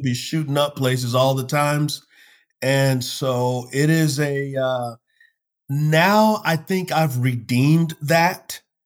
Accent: United States; I love my country. I love being an American

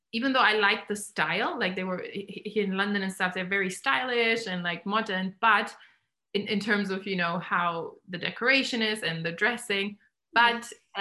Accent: Germany; now in England; I grew up in Germany

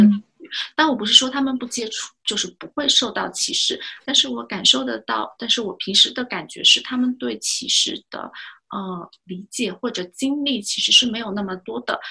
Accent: China; 是不是就是我们中国人确实吃的东西会比较多

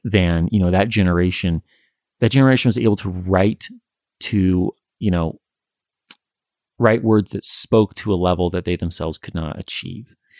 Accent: Western United States, United States; I think growing up in the Western United States

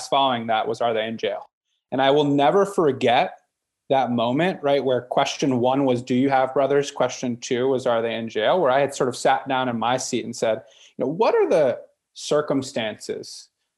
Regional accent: Northern Virginia, United States; I was born and raised in Northern Virginia

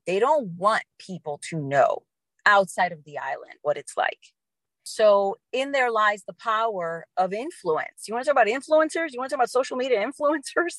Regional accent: New Orleans, Louisiana, United States; I grew up in New Orleans.

